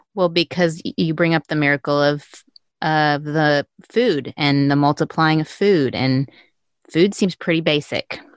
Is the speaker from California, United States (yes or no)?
no; Texas, United States; not us Texans